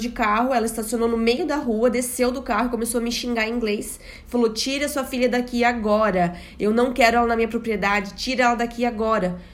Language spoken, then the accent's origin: Portuguese; Brazil; accent: Brazilian; moved away as an adult; now in Portugal; eu era brasileira, pelo meu sotaque